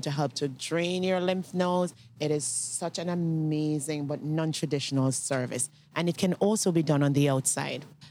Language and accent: English; Jamaica; In Jamaica, when we grew up, because I'm Jamaican